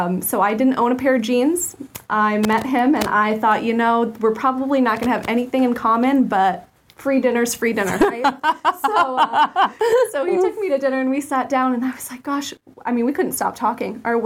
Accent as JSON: {"language": "English", "town": "Williston", "region": "Florida", "country": "United States", "tie": "born or raised there", "said": "I grew up in Williston, Florida, born and raised, and left for college"}